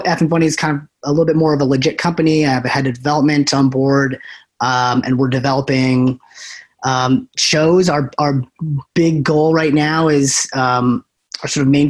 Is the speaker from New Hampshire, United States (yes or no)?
yes; New Hampshire, United States; moved away as an adult; also born or lived in Providence, Rhode Island; now in Los Angeles, United States; I came from the East Coast. I born and raised in New Hampshire